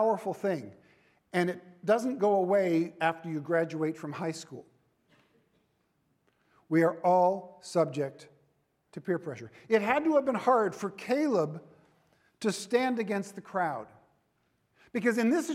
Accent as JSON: {"language": "English", "region": "Central Valley of California", "country": "United States", "tie": "born or raised there", "lives_now": "Southern California, United States", "said": "I was raised in the Central Valley of California"}